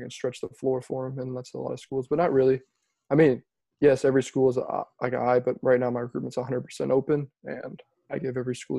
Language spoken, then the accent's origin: English; Houston, Texas, United States; I'm from Houston, Texas